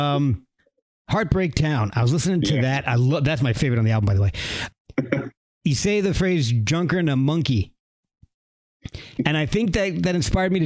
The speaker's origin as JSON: {"language": "English", "region": "New Jersey", "country": "United States", "tie": "born or raised there", "said": "I grew up in New Jersey."}